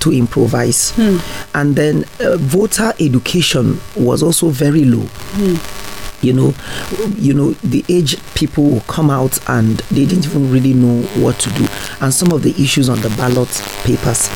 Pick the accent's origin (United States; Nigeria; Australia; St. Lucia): Nigeria; Plateau; I'm a Nigerian, I'm from Plateau